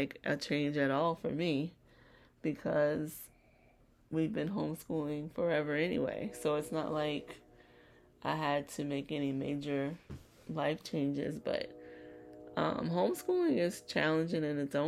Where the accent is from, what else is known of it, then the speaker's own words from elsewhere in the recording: Virginia, United States; I was just a little country girl, born and raised in Virginia